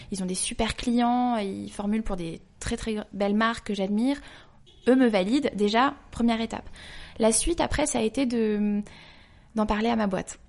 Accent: Paris, Île-de-France, France; also born or lived in London; Je suis née à Paris, j'ai grandi à Paris

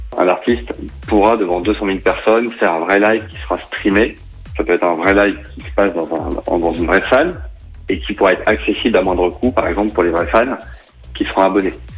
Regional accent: Saint-Étienne, Auvergne-Rhône-Alpes, France; En tant que Stéphanois

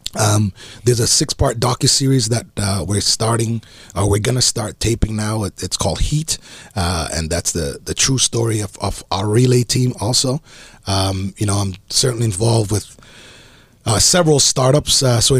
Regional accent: Jamaica; No, I'm Jamaican, man.

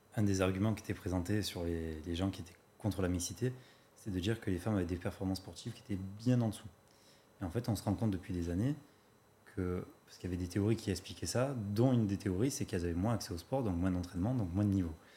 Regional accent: Marseille, Provence-Alpes-Côte d'Azur, France; je viens de Marseille

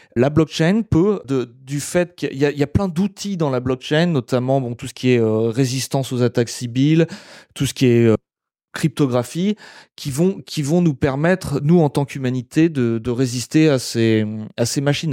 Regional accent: France; now in Germany; en tant que Français

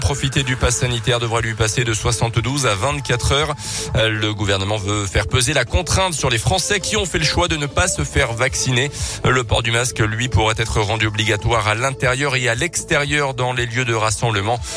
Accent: France; Chez nous en France

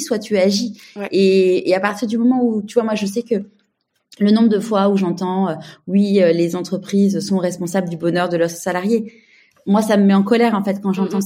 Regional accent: Paris, Île-de-France, France; now in Marseille, France; je suis parisienne mais je vis à Marseille

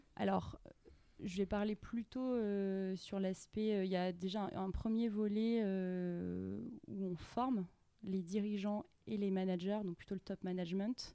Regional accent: Grasse, Provence-Alpes-Côte d'Azur, France; moved away as an adult; also born or lived in Nice / Montreal; je suis originaire de, de Grasse, dans les Alpes-Maritimes

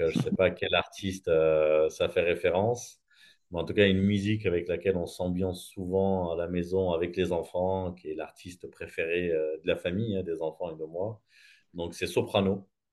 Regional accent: Gard, Occitania, France; moved away as an adult; now in Réunion, France; je suis né dans le sud de la France, dans un village dans le Gard

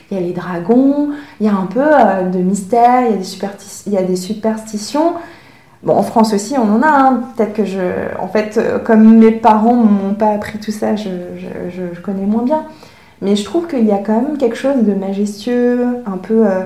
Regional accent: Hong Kong; born there; en plus, moi, je suis née à Hong Kong, alors ça crée aussi une ambiguïté parce que euh, les Hongkongais sont très fiers de dire qu'ils sont Hongkongais

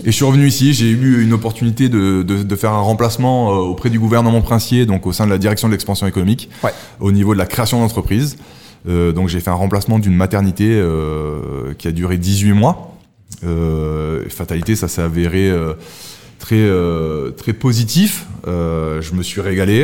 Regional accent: Monaco; also born or lived in Nice; Je suis monégasque

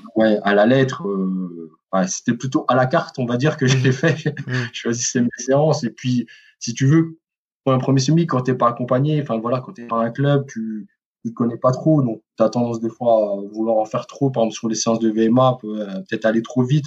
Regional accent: Quetigny, Bourgogne-Franche-Comté, France; moved away as an adult; also born or lived in Besançon; now in Mulhouse, France; je suis né à Dijon. J'ai grandi voilà à Dijon, enfin à Quétigny hein, plus précisément

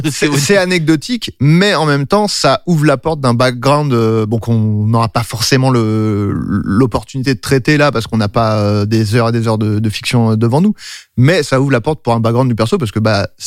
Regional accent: France; Ça nous faisait marrer parce que voilà, The Boys, on est français, on adore notre pays.

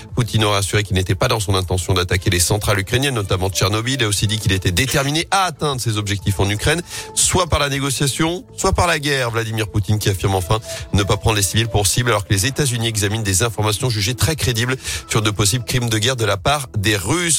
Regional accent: the Loire, Auvergne-Rhône-Alpes, France; chez nous dans la Loire

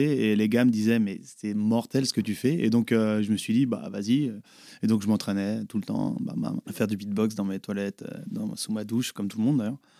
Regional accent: Les Herbiers, Pays de la Loire, France; aux Herbiers C'est mon bled de chez moi, 8-5

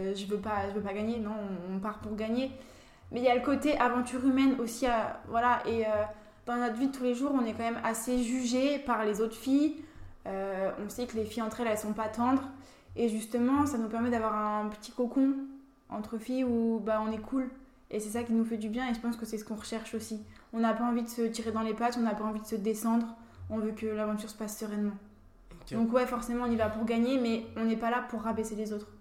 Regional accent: Lorraine, Grand Est, France; also born or lived in Saint-Vallier, Burgundy; je suis venue, euh, je suis venue en Lorraine

